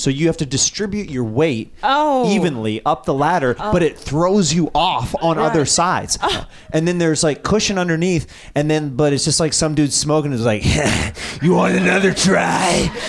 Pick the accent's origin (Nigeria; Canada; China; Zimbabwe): China; Yeah, in China, yeah.